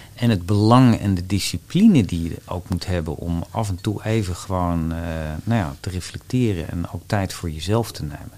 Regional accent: Wassenaar, South Holland, Netherlands; also born or lived in Amsterdam; En daar heb ik mijn jeugd doorgebracht. En ja, in het groene, rustige nou ja, Wassenaar

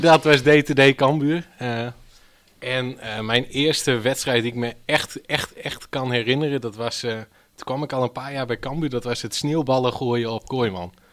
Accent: Stiens, Friesland, Netherlands; ik kom uit Stiens

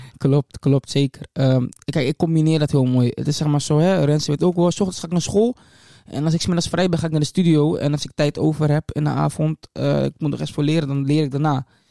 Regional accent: Leeuwarden, Friesland, Netherlands; also born or lived in Amstelveen; ik ben geboren in Amstelveen-Zuid. Ehm, daar ben ik gedeeltelijk opgegroeid. Ik heb daar ehm, tot mijn tiende, denk ik, gewoond, ongeveer, Amstelveen. Ehm, toen ben ik naar Leeuwarden gekomen

